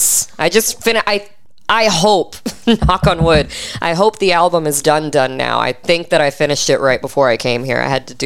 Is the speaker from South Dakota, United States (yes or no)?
no; Fort Wayne, Indiana, United States; moved away as an adult; now in Texas, United States; I am from Fort Wayne, Indiana